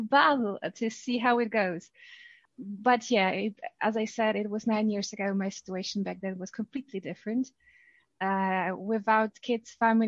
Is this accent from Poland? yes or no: yes; Poland; English is a second language; moved away as an adult; also born or lived in London, United Kingdom; now in Switzerland; I'm Polish. I spent most of my life in Poland.